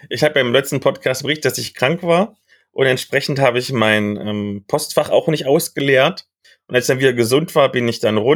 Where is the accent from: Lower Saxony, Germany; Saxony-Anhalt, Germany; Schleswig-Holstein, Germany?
Saxony-Anhalt, Germany; ich komme ja aus dem Kreis Mansfeld-Südharz, der ja quasi an Halle angrenzt.